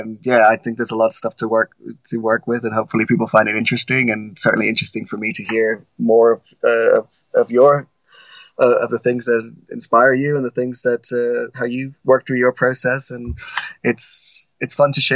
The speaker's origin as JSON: {"language": "English", "town": "New York City", "region": "New York", "country": "United States", "tie": "born or raised there", "said": "growing up in the Bronx, you kind of grew up just a block away from Poe Cottage"}